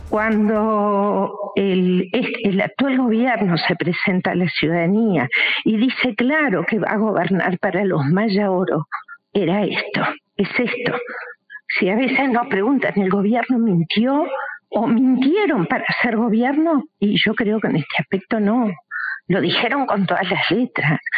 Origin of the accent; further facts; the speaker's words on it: Uruguay; como uruguayos